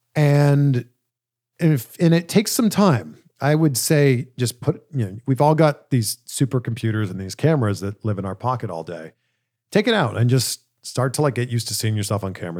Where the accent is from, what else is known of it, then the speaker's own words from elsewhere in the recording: Toronto, Ontario, Canada; my hometown in Canada, in Toronto